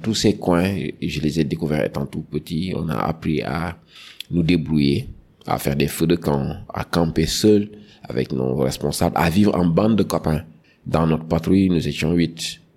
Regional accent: Dakar, Senegal; j'ai grandi à Dakar

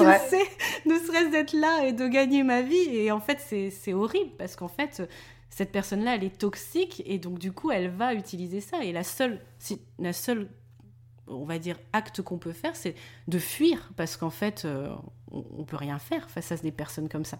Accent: Denain, Hauts-de-France, France; on venait de Denain, qui est pas non plus la ville la plus réputée de France

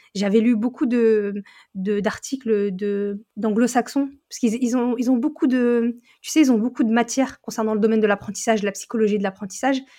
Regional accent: northern France, France; je viens du nord de la France

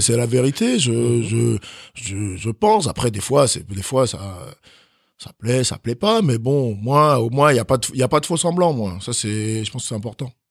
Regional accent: Chalon-sur-Saône, Bourgogne-Franche-Comté, France; also born or lived in Cotonou, Benin / Nantes / Germany; j'ai grandi euh, j'ai grandi dans un quartier à Chalon-sur-Saône

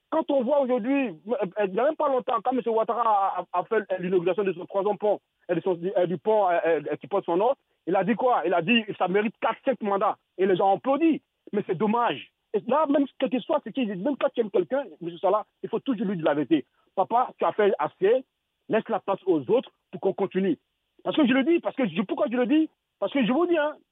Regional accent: Touba, Diourbel, Senegal; Moi, je suis …, je suis euh, de Touba, je sais ce qu'il dit, on est fatigué.

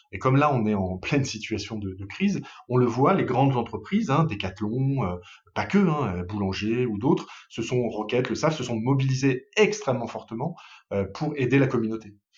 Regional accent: Paris, Île-de-France, France; moved away as an adult; now in Lille, France; je suis pas un Lillois, je suis parisien d'origine

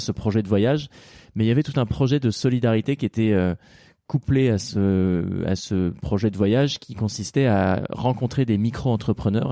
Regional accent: Normandy, France; On a grandi en Normandie

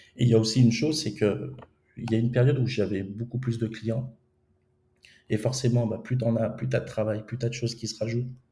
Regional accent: France; moved away as an adult; also born or lived in Romania / Moldova

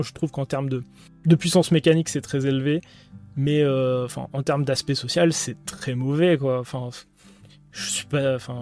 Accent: France; on est français

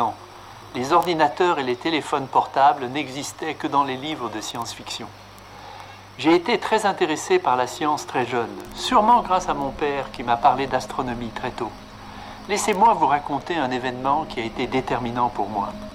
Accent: Lyon, Auvergne-Rhône-Alpes, France; J'ai grandi à Lyon et je suis venu à Paris pour la première fois à l'âge de 13 ans

